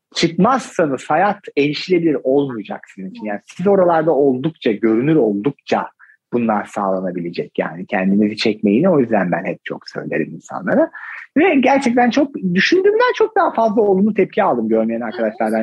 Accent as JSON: {"language": "Turkish", "region": "Ordu", "country": "Turkey", "moved": "yes", "said": "ben normalde oralıyım."}